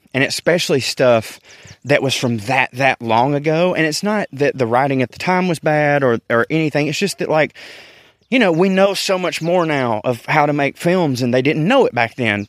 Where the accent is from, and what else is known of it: the South, United States; accent: Southern